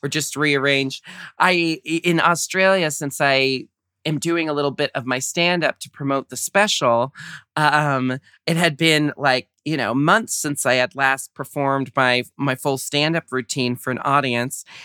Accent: United States; growing up in America

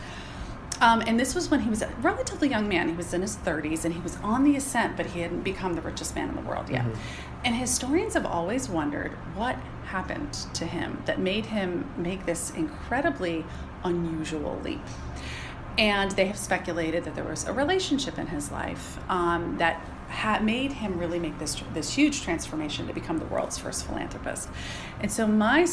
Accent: Pittsburgh, Pennsylvania, United States; I'm from Pittsburgh, which is home of Andrew Carnegie

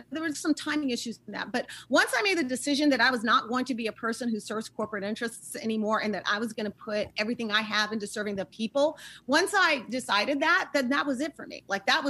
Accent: Oakland, California, United States; also born or lived in Turkey / Syria; I was born in Turkey, lived all over the Middle East, went through divorce like so many folks did. I ended up in Oakland, California with my mom. So I went from Damascus, Syria to Oakland.

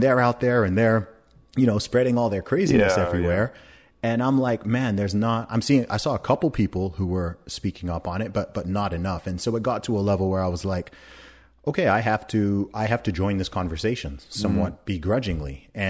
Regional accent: Saudi Arabia; I mean, I grew up in Saudi Arabia.

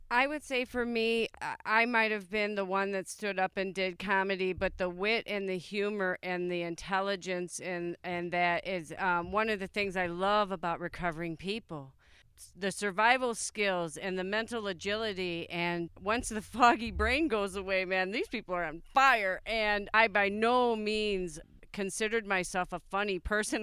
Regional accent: Plainfield, Illinois, United States; I am from Plainfield, Illinois

